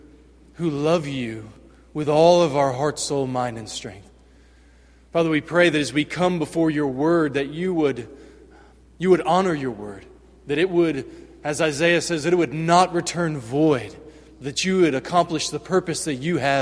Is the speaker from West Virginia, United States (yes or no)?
yes; West Virginia, United States; moved away; I grew up in West Virginia.